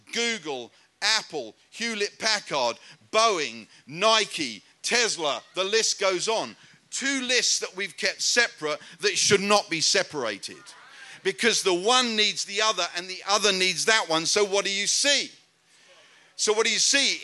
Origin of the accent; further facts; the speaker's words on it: United Kingdom; moved away; I'm a British European and I moved back to Europe